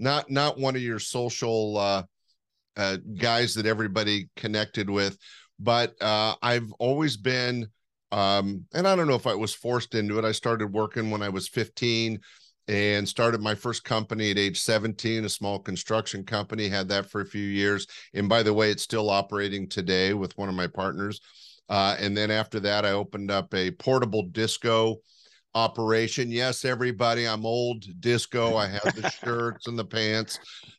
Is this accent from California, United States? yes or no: yes; Sacramento, California, United States; also born or lived in Los Angeles / East Bay; I'm a Northern California kid. Right now I'm in Sacramento, pretty much been my home base. I did spend some time in LA and some time in the East Bay area, but I'm a Sacramento kid